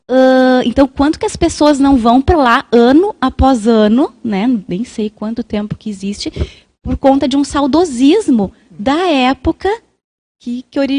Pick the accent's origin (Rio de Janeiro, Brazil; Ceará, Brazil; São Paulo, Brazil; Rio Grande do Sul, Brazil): Rio Grande do Sul, Brazil; E eu posso falar porque eu sou gaúcha.